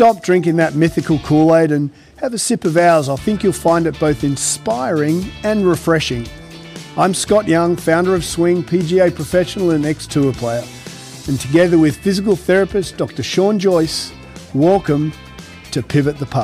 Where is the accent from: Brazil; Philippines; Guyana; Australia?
Australia; now in United States; as an Aussie who didn't really grow up with Ryder Cup